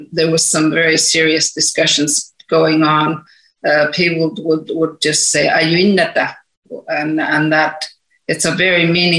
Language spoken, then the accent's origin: English; Canada; There's also, as a Canadian Governor General, I have to look at the diversity of the country.